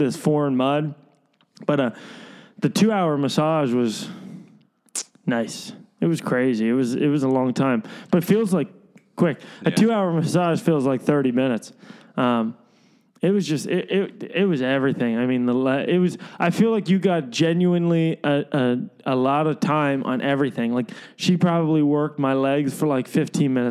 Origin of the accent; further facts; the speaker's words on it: Lehigh Valley, Pennsylvania, United States; Growing up in the Lehigh Valley